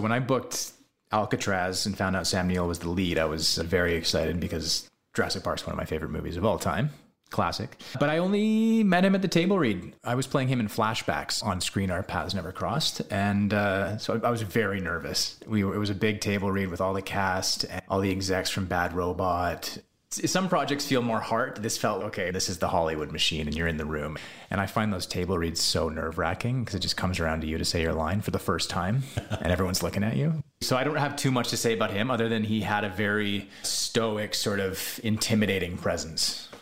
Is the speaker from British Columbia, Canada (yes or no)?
yes; Salt Spring Island, British Columbia, Canada; also born or lived in California; living on Salt Spring Island now, where I grew up